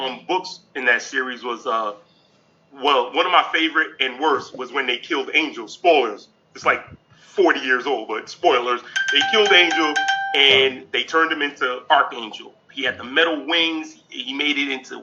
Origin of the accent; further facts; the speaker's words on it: New York City, New York, United States; I was born in Brooklyn, New York. Actually, I'm still in my old neighborhood. So, what's crazy is, I grew up in Brooklyn